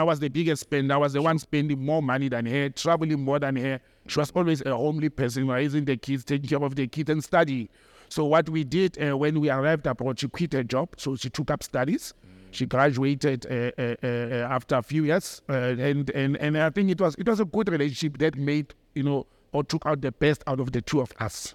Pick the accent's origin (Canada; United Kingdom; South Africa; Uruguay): South Africa; Johannesburg, Gauteng; the accent, she could hear that I'm from Joburg